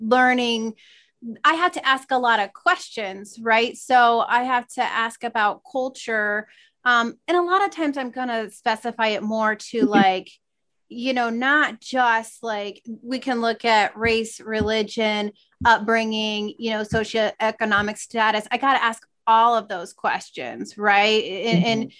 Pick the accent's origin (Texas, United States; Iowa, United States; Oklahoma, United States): Iowa, United States; small town in; also born or lived in New York; now in Des Moines, United States; small town that I grew up